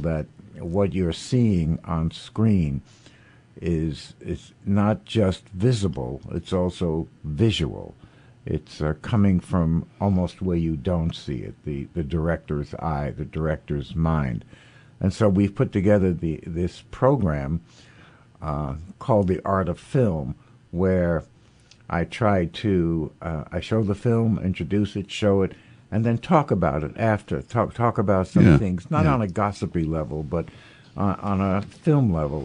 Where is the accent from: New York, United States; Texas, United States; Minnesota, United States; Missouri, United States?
New York, United States; New York City; I grew up in the Village in New York